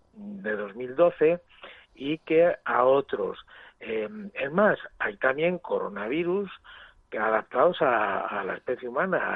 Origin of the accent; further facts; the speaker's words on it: Asturias, Spain; Estoy en Asturias, que es mi lugar. De... Eh, yo soy asturiano